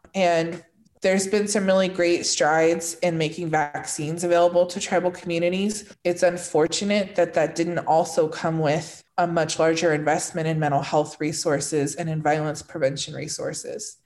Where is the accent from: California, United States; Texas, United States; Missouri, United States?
California, United States; Northern; moved away as an adult; also born or lived in southern Arizona; now in Arizona, United States; I grew up in Northern California in a kind of rural area along the coast just south of Oregon.